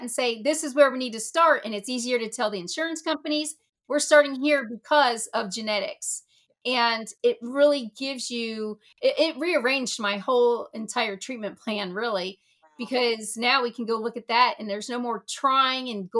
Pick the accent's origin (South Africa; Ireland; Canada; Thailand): Thailand; moved away; I hold the title of Elite Miss Universal Petite Thailand, because I was born in Thailand